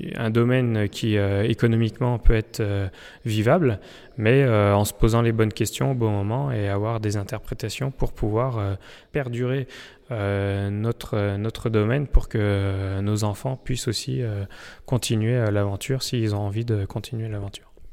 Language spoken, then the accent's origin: French; Saint-Pourçain-sur-Sioule, Auvergne-Rhône-Alpes, France; moved away as an adult; on est originaire euh, du vignoble de Saint-Pourçain, donc euh, revenir euh, là où on a vécu enfant